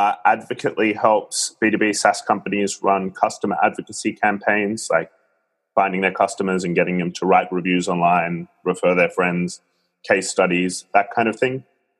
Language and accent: English; Australia; moved away as an adult; now in Singapore; I'm from Australia. Apologies to your listeners if they struggle to understand my accent, which hasn't quite faded away despite nearly 5 years in Singapore.